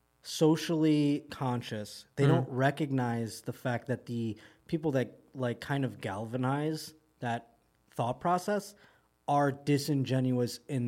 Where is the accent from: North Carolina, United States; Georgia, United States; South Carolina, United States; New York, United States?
New York, United States; Buffalo; I'm going to be in my hometown, Buffalo, New York, baby.